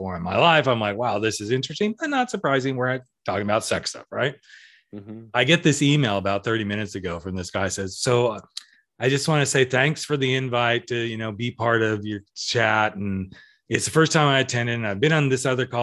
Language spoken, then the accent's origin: English; Central California, United States; I'm from Central California